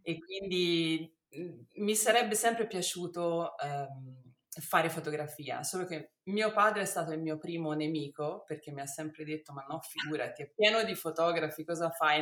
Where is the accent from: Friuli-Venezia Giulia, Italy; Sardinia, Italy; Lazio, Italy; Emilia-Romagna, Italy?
Lazio, Italy; Rome; now in Tuscany, Italy; sono nata a Roma e ho mio padre che è italiano e mia mamma